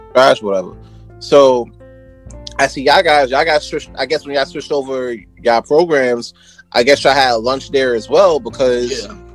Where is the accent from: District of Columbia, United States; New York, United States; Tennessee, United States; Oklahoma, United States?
New York, United States; New York City; moved away as an adult; now in Poughkeepsie, United States; originally I'm from Brooklyn